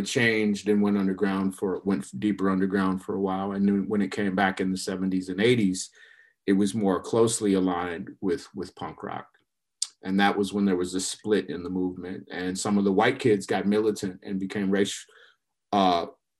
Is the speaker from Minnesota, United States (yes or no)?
yes; Minneapolis, Minnesota, United States; moved away as an adult; also born or lived in Chicago, Illinois / St. Paul, Minnesota; now in Portland, United States; I grew up in the Midwest. So I was born in Chicago, lived there for the early part of my childhood, and wound up moving to Minneapolis and St. Paul.